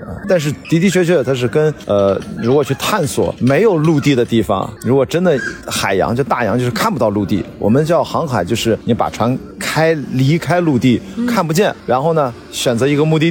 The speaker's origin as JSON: {"language": "Chinese", "town": "Qingdao", "region": "Shandong", "country": "China", "tie": "born or raised there", "said": "我在青岛长大"}